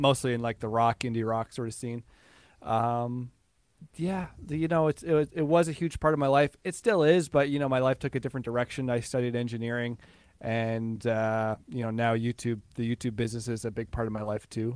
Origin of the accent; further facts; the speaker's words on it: Newfoundland and Labrador, Canada; I grew up in Newfoundland